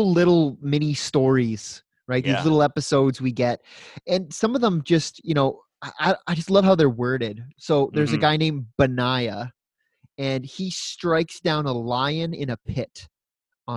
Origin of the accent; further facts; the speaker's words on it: Woodstock, Ontario, Canada; I grew up on Woodstock water